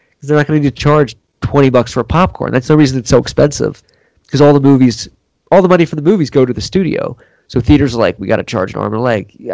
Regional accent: Delaware, United States; I'm from Delaware.

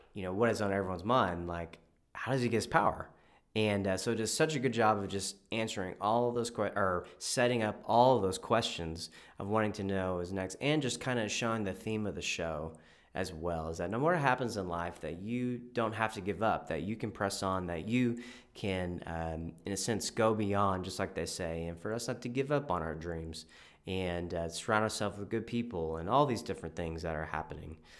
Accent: Texas, United States; I'm from Texas

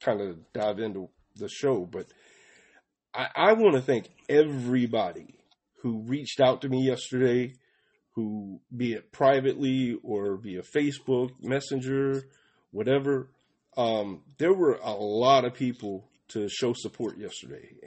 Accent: Atlanta, Georgia, United States; also born or lived in Palmetto, Georgia; I moved from Atlanta, Georgia, down to Palmetto, Georgia, when I was 15 or 16.

